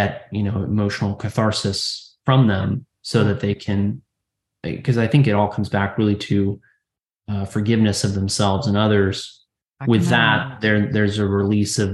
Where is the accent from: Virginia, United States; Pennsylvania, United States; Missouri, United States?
Virginia, United States; also born or lived in New York City, New York; I'm originally from New York City and then I moved to Virginia as a child